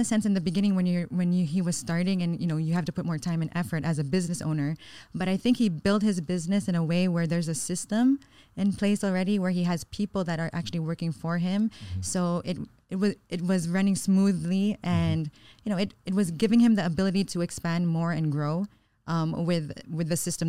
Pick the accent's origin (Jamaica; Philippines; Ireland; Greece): Philippines; Cebu, Central Visayas; also born or lived in Florida, United States; Growing up in Florida, it was, you know, I would say it's very different compared to growing up in Cebu.